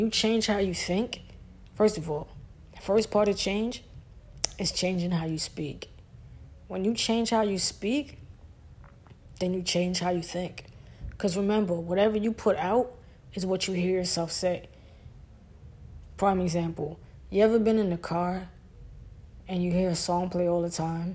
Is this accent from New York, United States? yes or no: yes; New York City, New York, United States; I'm from Brooklyn